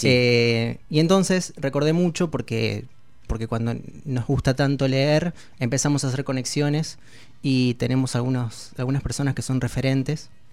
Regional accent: Sarmiento, Santa Fe, Argentina; La escuchábamos de pequeño en casa, en Sarmiento

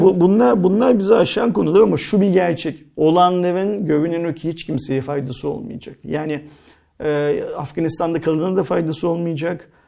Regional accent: Istanbul, Turkey; ben İstanbul'da doğdum büyüdüm.

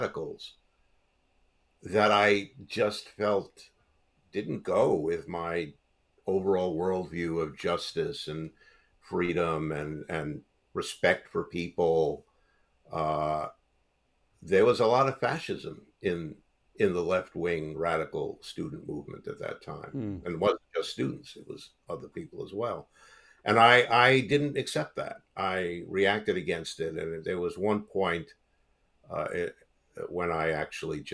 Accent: New York City, New York, United States; I grew up in Brooklyn, New York, where everyone was either Catholic or Jewish.

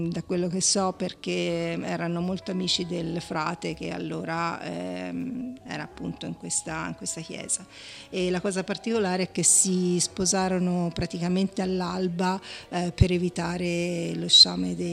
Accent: Montecucco, Tuscany, Italy; io sono cresciuta a Montecucco col fiasco impagliato in tavola è Montecucco

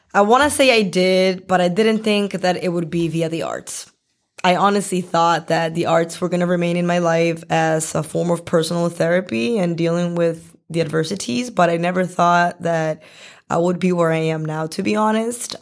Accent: Boston, Massachusetts, United States; also born or lived in Medellin, Colombia; I came here when I was really small, like, two years old. So, I ba, I'm basically from Boston

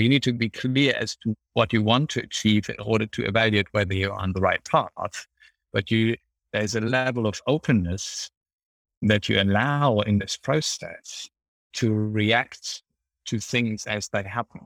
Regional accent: Germany; English is a second language; moved away as an adult; now in United Kingdom; my home country, Germany

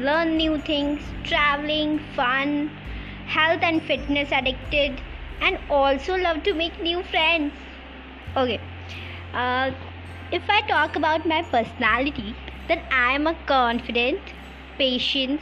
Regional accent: Lucknow, Uttar Pradesh, India; I am from Lucknow.

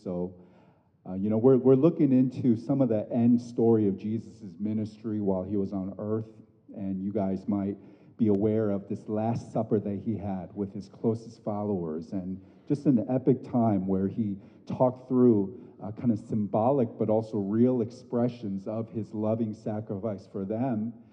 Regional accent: United States; an Asian American growing up in this country, born and bred

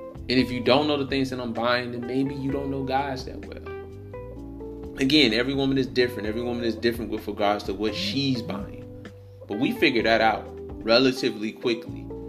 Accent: Detroit, Michigan, United States; I'm from I'm from Detroit.

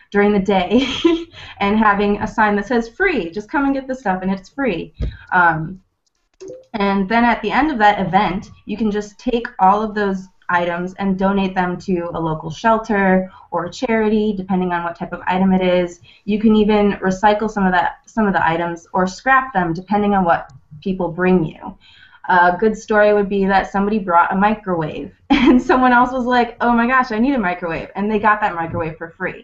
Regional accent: Livonia, Michigan, United States; I'm from Livonia, Michigan

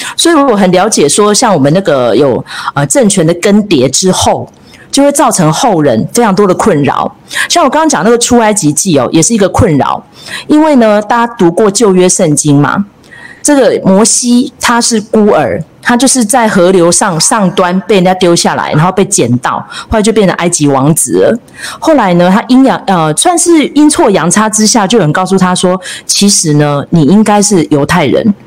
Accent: Taiwan; 身为一个台湾人在地的

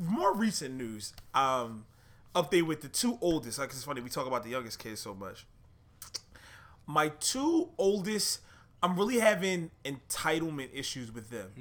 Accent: Philadelphia, Pennsylvania, United States; I'm from Philly

